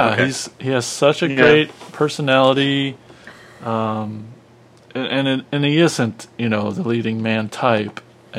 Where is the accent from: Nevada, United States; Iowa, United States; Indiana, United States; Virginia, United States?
Iowa, United States; You said we're from Iowa.